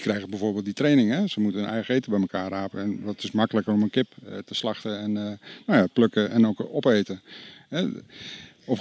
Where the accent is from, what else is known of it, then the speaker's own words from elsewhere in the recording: North Holland, Netherlands; ik ben een ja, kaaskop, ik kom uit Noord-Holland